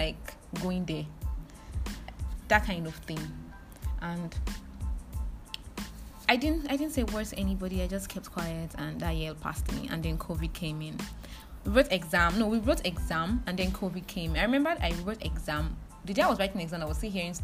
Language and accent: English; Delta, Nigeria; I'm from Delta State